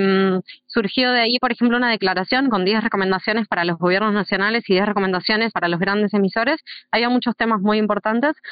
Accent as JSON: {"language": "Spanish", "country": "Argentina", "also_born_or_lived": "outskirts of Buenos Aires", "said": "en donde vivo yo, en una zona rural, en Argentina, en las afueras de Buenos Aires"}